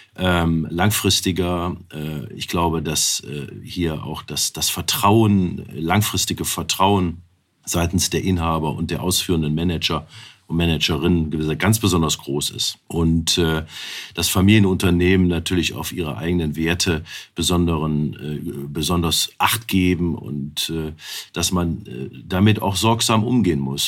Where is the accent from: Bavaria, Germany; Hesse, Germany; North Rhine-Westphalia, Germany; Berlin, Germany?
North Rhine-Westphalia, Germany; Wuppertal; in meiner Geburtsstadt Wuppertal